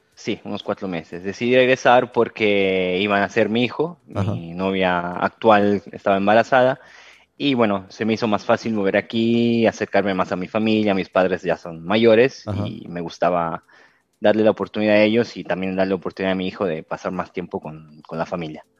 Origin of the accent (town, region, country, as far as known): Rome, Lazio, Italy; born or raised there; moved away as an adult; also born or lived in Buenos Aires, Argentina / Cancún, Mexico